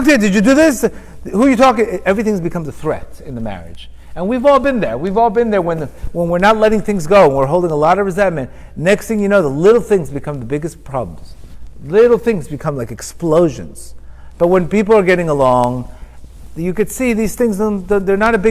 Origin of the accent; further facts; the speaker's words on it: Miami Beach, Florida, United States; I grew up with him in Miami Beach